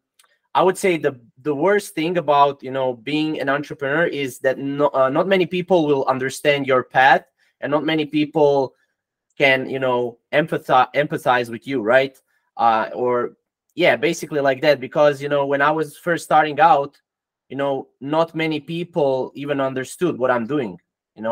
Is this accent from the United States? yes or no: no; Croatia; English is a second language; I'm from Croatia, it's in Europe. So, you know, I'm not from USA